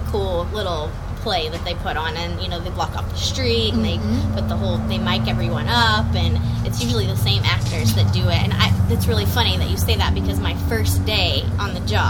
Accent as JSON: {"language": "English", "town": "Iowa Park", "region": "Texas", "country": "United States", "lives_now": "Fort Worth, United States", "said": "I'm from Iowa Park."}